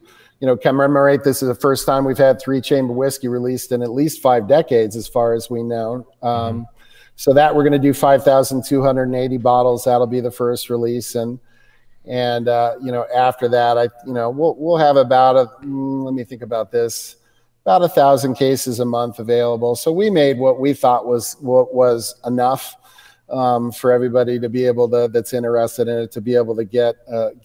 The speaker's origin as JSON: {"language": "English", "country": "United States", "said": "as an American"}